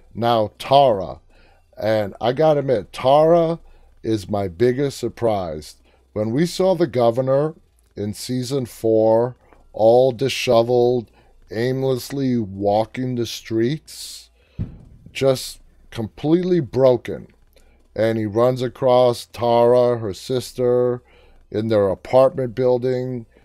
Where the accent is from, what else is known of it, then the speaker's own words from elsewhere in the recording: New York City, New York, United States; I grew up in New York City, and growing up my entire life in New York City